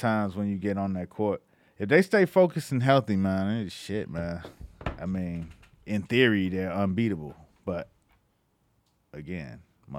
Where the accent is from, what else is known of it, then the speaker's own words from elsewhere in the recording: Miami, Florida, United States; I got family in Cleveland. I'm from Miami.